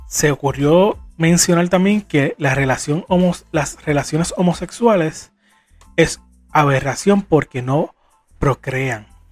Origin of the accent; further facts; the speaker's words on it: Puerto Rico; como puertorriqueño